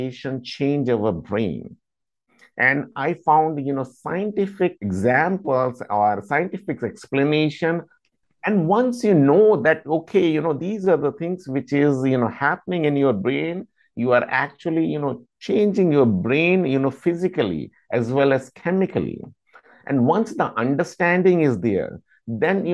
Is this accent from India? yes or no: yes; India; moved away as an adult; now in United States; I am basically from India, and I came to United States in 2008, and I've been living here for the past 14 years.